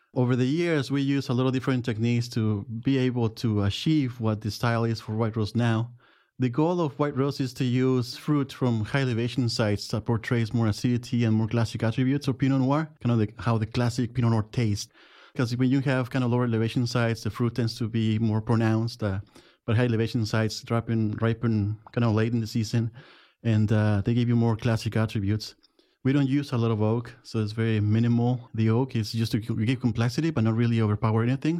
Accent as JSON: {"language": "English", "town": "Jiménez", "region": "Chihuahua", "country": "Mexico", "second_language": "English", "moved": "as an adult", "lives_now": "Oregon, United States", "said": "I'm from Jimenez, Chihuahua, Mexico."}